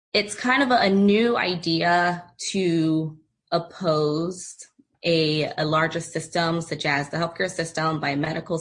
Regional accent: Philadelphia, Pennsylvania, United States; moved away; also born or lived in San Diego; I recently relocated back to my hometown, Philadelphia

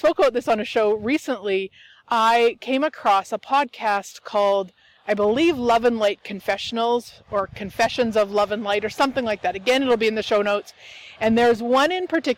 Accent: Turtleford, Saskatchewan, Canada; my hometown is actually Turtleford, Saskatchewan, Canada

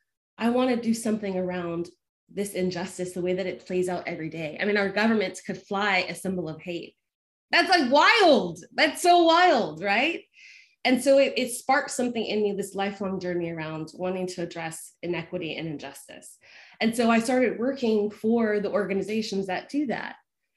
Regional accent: North Carolina, United States; also born or lived in Georgia; the accent's long gone, I always joke, but I grew up in the Southeast. So I grew up in North Carolina and Georgia

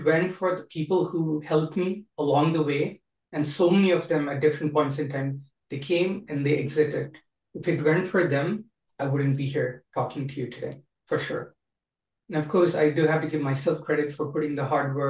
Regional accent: Kuwait; first language English; moved away as an adult; also born or lived in India; now in United States; even though I grew up in Kuwait my whole life, back then I had Indian citizenship

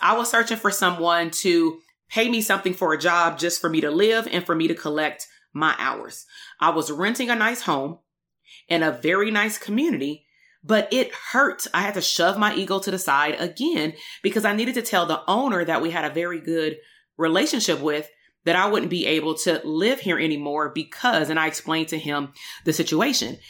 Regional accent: Compton, California, United States; also born or lived in Portland, Oregon; between the ages of about nineteen eighty-two until nineteen ninety-eight, I attended K through twelve school in the Compton Unified School District

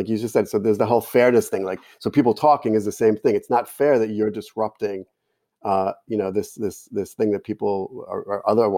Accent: Jersey City, New Jersey, United States; accent: Jersey City; So if I was speaking in my hometown accent in Jersey City, which sounds just like Brooklyn, there's no letter R.

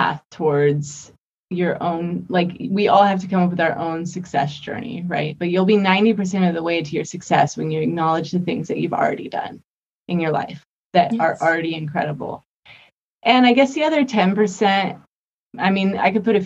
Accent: Las Vegas, Nevada, United States; I grew up in Vegas

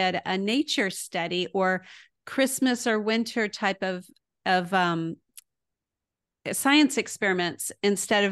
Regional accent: El Paso, Texas, United States; moved away as an adult; also born or lived in Houston, Texas / Midland, Texas / Waco, Texas; now in Illinois, United States; I was born in Houston, but mostly grew up in El Paso. But I've also lived in Midland and Waco.

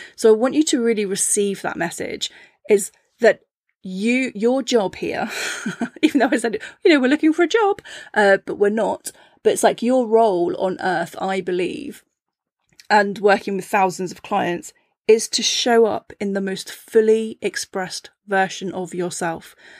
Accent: Cornwall, South West England, United Kingdom; I grew up in Cornwall, and I lived in a seaside town

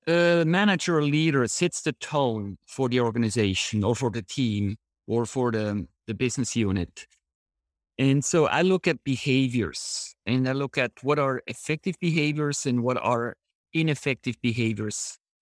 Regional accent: Switzerland; moved away as an adult; also born or lived in San Diego; I grew up in Switzerland

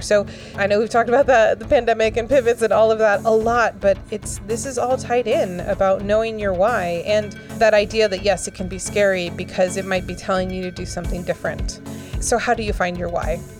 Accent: Florida, United States; I grew up in Florida and I've been through a lot of hurricanes

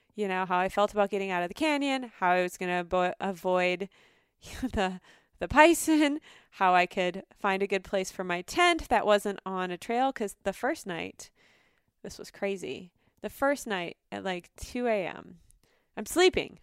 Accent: North Dakota, United States; now in Minnesota, United States; I grew up in North Dakota

